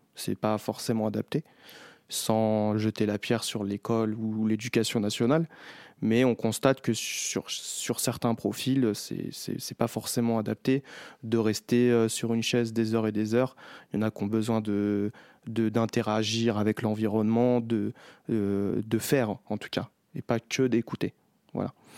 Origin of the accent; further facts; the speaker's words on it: Chelles, Île-de-France, France; j'ai grandi euh, à Chelles